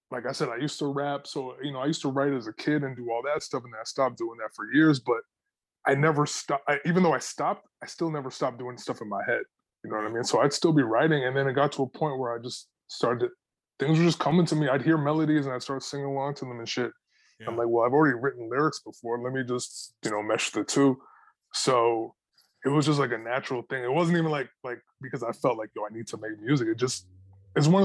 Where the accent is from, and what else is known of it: Toronto, Ontario, Canada; born or raised there